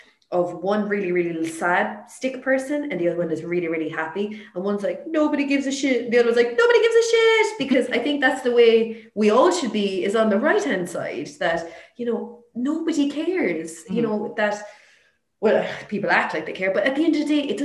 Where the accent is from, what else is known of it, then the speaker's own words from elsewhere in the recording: Limerick, Munster, Ireland; I'm from Limerick